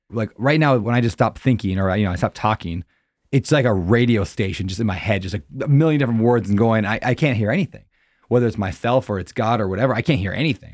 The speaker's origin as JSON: {"language": "English", "region": "Upper Midwest", "country": "United States", "tie": "born or raised there", "said": "I grew up in the Christian Bible Belt, I guess you could say, like, you know, the Upper Midwest"}